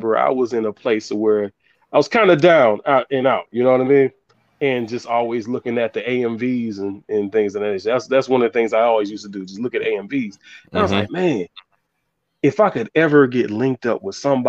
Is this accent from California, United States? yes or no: no; Savannah, Georgia, United States; now in Fayetteville, United States; I'm originally from Savannah, Georgia, but I live in Fayetteville, North Carolina now